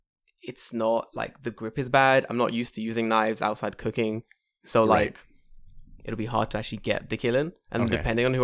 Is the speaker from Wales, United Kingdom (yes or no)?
no; London, United Kingdom; I grew up in London